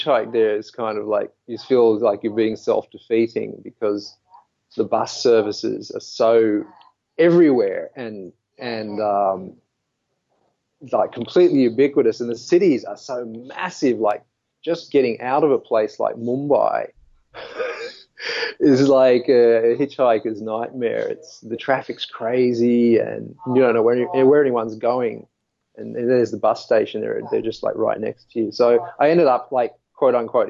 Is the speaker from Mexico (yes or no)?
no; Sydney, New South Wales, Australia; moved away; I went back to Sydney and lived there for a long time